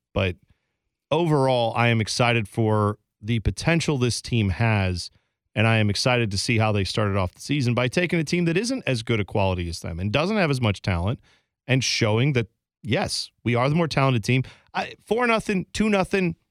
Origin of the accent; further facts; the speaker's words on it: Columbus, Ohio, United States; growing up in Columbus